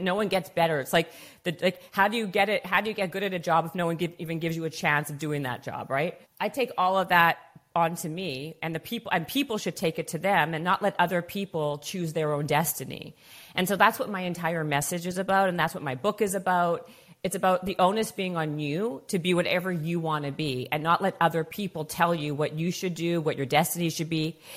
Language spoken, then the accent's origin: English; Canada; moved away as an adult; now in Los Angeles, United States; I'm from Canadian